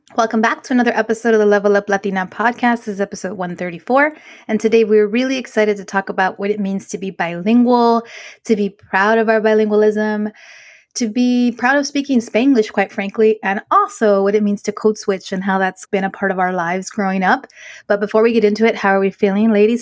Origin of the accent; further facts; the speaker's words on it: Inglewood, California, United States; growing up in Inglewood, California, proud of that, that's my roots